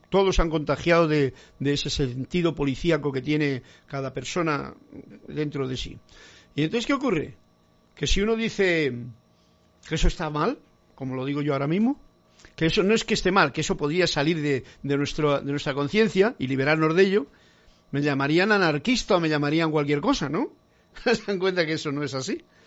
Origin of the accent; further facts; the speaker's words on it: Spain; para mí que soy español